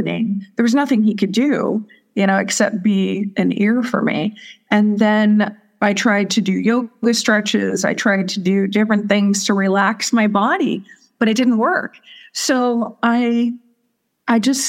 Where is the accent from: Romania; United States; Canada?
United States; Southern California; moved away as an adult; also born or lived in Missouri; now in Sedona, United States; my background is I grew up in Southern California